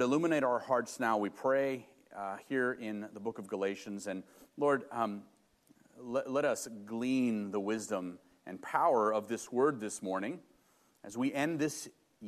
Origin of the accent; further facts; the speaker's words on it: Los Angeles, California, United States; moved away; I grew up in Los Angeles in the inner city, very blue-collar neighborhood and family